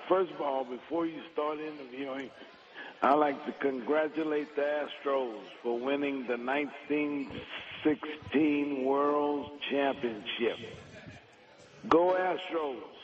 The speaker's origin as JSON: {"language": "English", "town": "Cincinnati", "region": "Ohio", "country": "United States", "tie": "born or raised there", "said": "I was growing up in Cincinnati"}